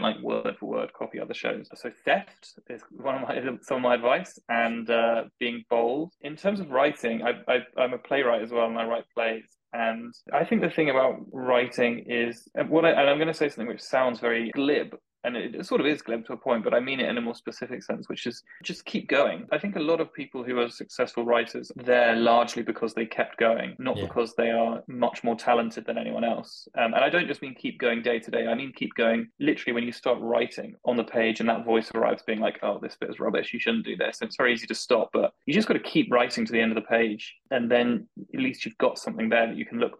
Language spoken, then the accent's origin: English; Salisbury, South West England, United Kingdom; I grew up in Salisbury